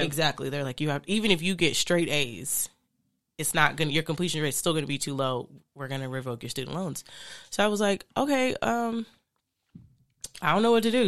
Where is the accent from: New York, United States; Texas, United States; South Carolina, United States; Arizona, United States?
Arizona, United States; Phoenix; moved away; I grew up in Phoenix for some years